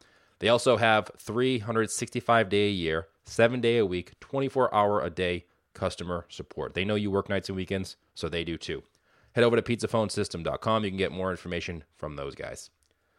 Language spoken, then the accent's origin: English; Boston, Massachusetts, United States; I'm from Boston, so if you can't tell by my accent, I'm an East Coast guy too.